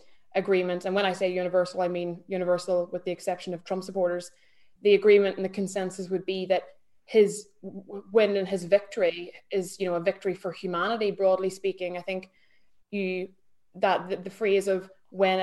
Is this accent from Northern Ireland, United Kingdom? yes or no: yes; between Derry and Belfast, Northern Ireland, United Kingdom; accent: Irish; moved away as an adult; now in London, United Kingdom; I'm Irish, but I grew up in Northern Ireland. So sort of in between Derry and Belfast, hence the accent.